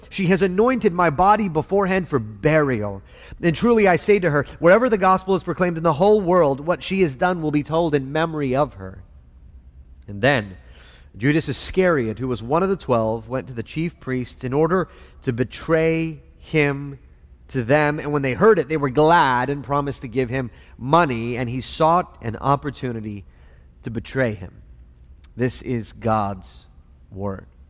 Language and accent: English; El Paso, Texas, United States; I grew up in El Paso